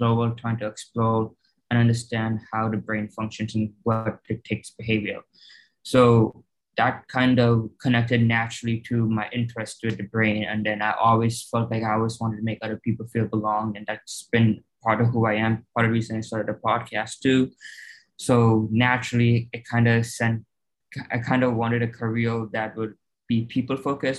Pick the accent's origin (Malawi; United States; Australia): United States; California; also born or lived in Chicago, Illinois; We moved from Chicago to California